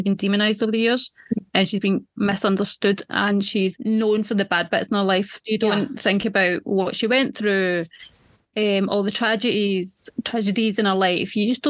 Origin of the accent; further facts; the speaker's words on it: Scotland, United Kingdom; I'm Scottish.